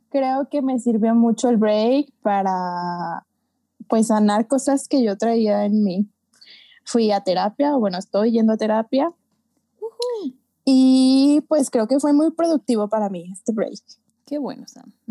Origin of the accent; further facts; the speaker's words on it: Yucatán, Mexico; accent: Yucatecan; siento que recuperé mi acento yucateco porque no hablábamos tanto